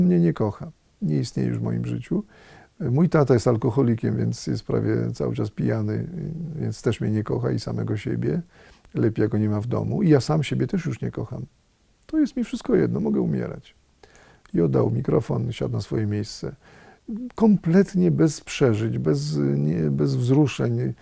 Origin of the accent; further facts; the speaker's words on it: Radom, Masovian Voivodeship, Poland; moved away; z Radomia, z, moje, z mojego rodzinnego miasta